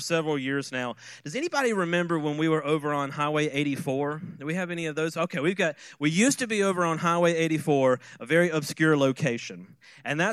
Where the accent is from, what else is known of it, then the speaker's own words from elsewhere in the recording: Quitman, Georgia, United States; I grew up in Quitman, but most people don't know where that's at. And so I usually say Valdosta